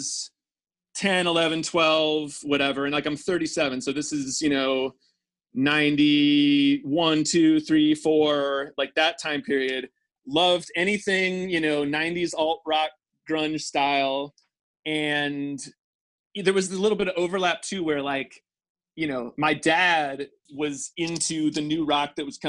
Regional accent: St. Louis, Missouri, United States; moved away; I grew up in St. Louis suburbs

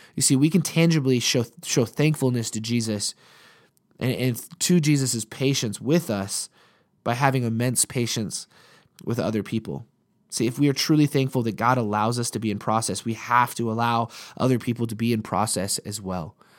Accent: Montana, United States; we're from Montana

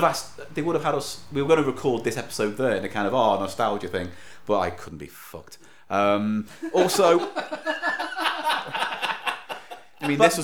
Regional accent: Liverpool, North West England, United Kingdom; I'm a Scouser.

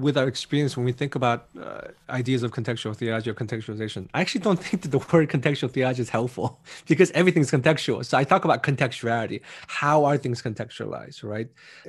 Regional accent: United States; even though I'm Korean American, we didn't want the whole center to be wink, wink, Korean American Center.

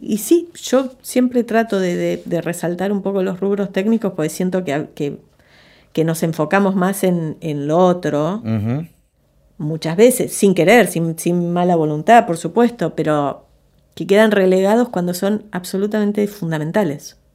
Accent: Argentina; moved away as an adult; also born or lived in Los Angeles, United States; esta argentina expatriada de 22, 23 años

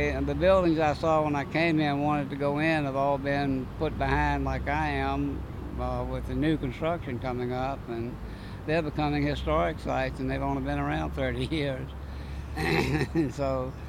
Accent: Lynchburg, Virginia, United States; And from there, I came from Lynchburg, Virginia, where my home was.

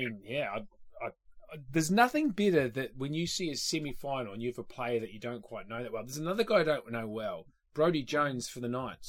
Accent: Cessnock, New South Wales, Australia; I grew up in Cessnock.

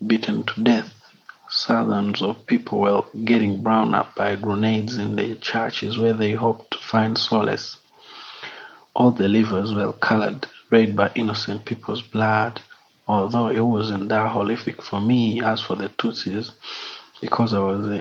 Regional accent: Kigali, Rwanda; I'm from Kigali, Rwanda.

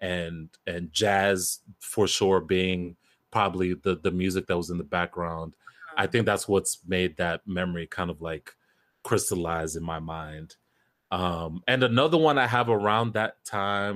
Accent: New Jersey, United States; it still made its way to my airwaves in Jersey, 101.9

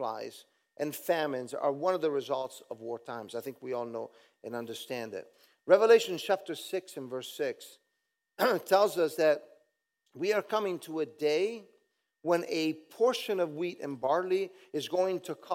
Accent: Southern Italy, Italy; moved away; I'm a southern boy from another country, Italy.

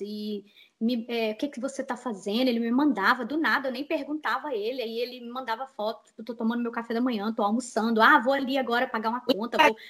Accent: Betim, Minas Gerais, Brazil; moved away as an adult; also born or lived in Belo Horizonte; now in United States; vim de Minas Gerais. Morei, nasci em BH, morava em Betim, morei em Betim a vida inteira

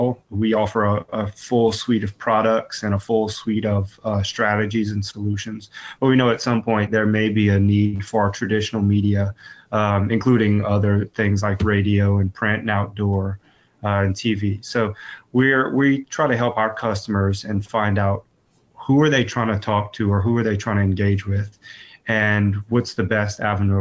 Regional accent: Lafayette, Louisiana, United States; I am born and raised in South Louisiana, Lafayette, Louisiana, in fact

